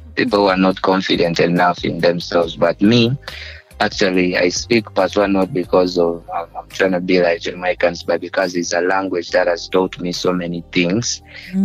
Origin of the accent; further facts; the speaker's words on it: Uganda; people used to think I'm not from Uganda